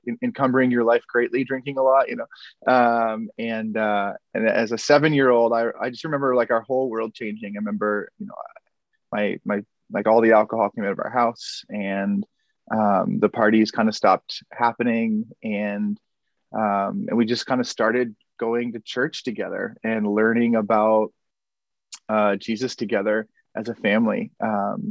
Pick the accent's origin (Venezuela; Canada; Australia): Canada; Prince Edward Island; now in Portland, United States; So I'm from Prince Edward Island, Canada. That's where my family's all from